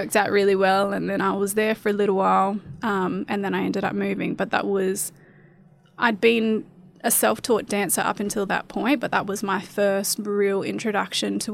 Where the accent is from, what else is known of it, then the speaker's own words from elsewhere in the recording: Gove, Northern Territory, Australia; moved away; also born or lived in Adelaide; I was born in Gove.